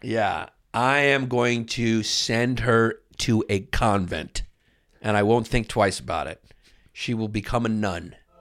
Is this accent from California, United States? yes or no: no; New York, United States; I'm from New York